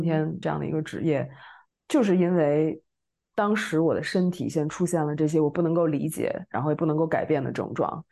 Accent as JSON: {"language": "Chinese", "region": "Beijing", "country": "China", "moved": "as an adult", "lives_now": "Paris, France", "said": "我也是北京人，然后现在在巴黎学习精神分析，做心理咨询"}